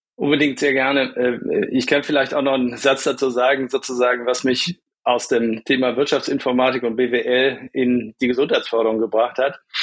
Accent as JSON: {"language": "German", "town": "Bonn", "region": "North Rhine-Westphalia", "country": "Germany", "tie": "born or raised there", "also_born_or_lived": "Düsseldorf / Munich / Cologne", "lives_now": "Essen, Germany", "said": "Auf die Welt gekommen bin ich ähm, mal in Düsseldorf und bin dann auch wirklich waschechter Rheinländer, bin also im Rheinland äh, aufgewachsen, bin in Bonn zur Schule gegangen"}